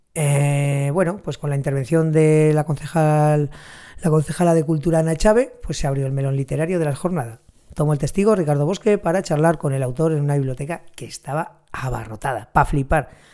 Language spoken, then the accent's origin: Spanish; Huesca, Aragon, Spain; venía aquí por mi tierra, a Villanúa, en Huesca